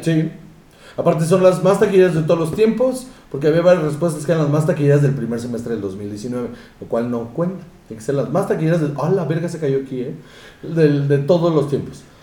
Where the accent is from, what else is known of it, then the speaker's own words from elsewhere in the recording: Mexico; nosotros como mexicanos